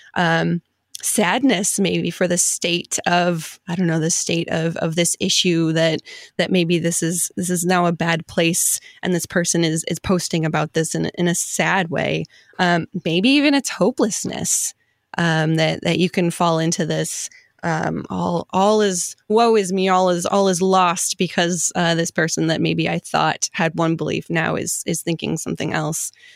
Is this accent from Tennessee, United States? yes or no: no; Detroit, Michigan, United States; I'm from the Detroit area